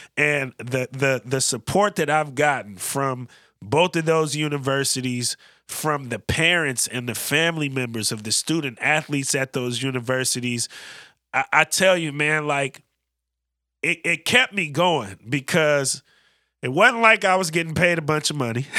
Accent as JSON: {"language": "English", "area": "Bay Area", "region": "California", "country": "United States", "tie": "born or raised there", "also_born_or_lived": "Oakland", "moved": "yes", "lives_now": "Portland, United States", "said": "both growing up in the Bay Area, same class, two thousand eleven."}